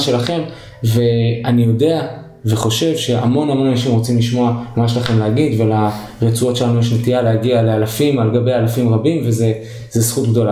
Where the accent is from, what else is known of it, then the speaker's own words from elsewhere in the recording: Haifa, Haifa District, Israel; moved away; כחיפאי במקור